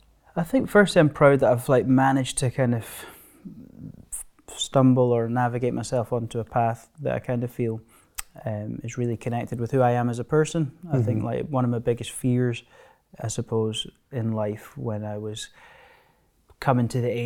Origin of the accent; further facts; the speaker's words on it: Stirling, Scotland, United Kingdom; I grew up just near Stirling, close to Blair Drummond Safari Park.